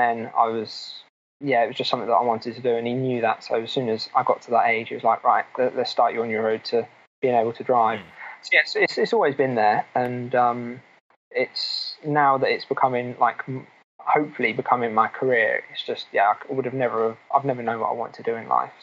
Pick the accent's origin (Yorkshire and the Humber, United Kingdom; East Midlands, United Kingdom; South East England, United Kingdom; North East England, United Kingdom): South East England, United Kingdom; Milton Keynes; Milton Keynes, which is my hometown